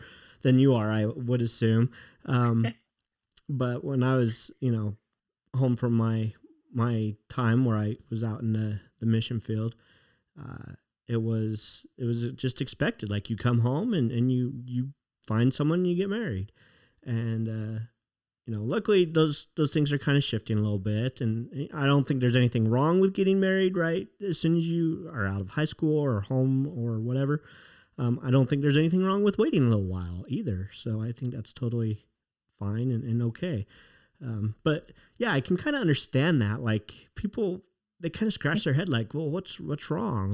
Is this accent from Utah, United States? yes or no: yes; Utah, United States; I'm from Utah.